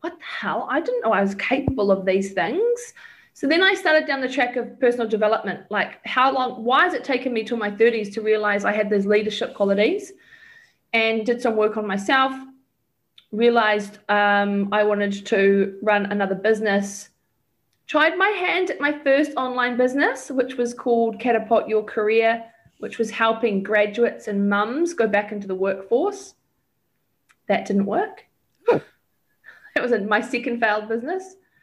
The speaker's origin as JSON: {"language": "English", "country": "New Zealand", "also_born_or_lived": "Australia", "said": "when I was selling mortgages as a New Zealander in Australia"}